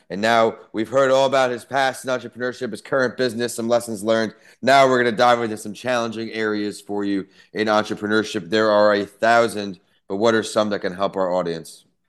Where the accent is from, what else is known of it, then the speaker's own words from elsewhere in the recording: Ohio, United States; moved away; also born or lived in Tampa; I was raised in Ohio